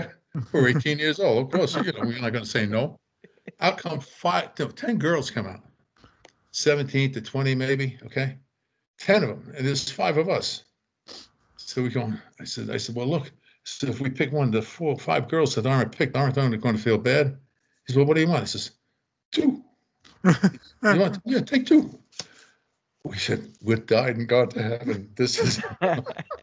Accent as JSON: {"language": "English", "region": "New York", "country": "United States", "said": "We're from New York"}